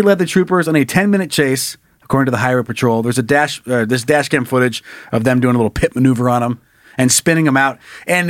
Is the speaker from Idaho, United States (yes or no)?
yes; southern Idaho, United States; there was a stretch between my hometown and Boise, or between Mountain Home, whatever. It's down in southern Idaho.